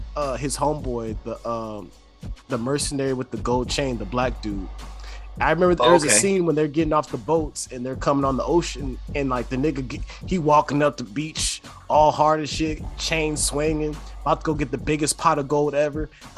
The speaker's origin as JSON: {"language": "English", "region": "California", "country": "United States", "said": "I'm from Cali, bro."}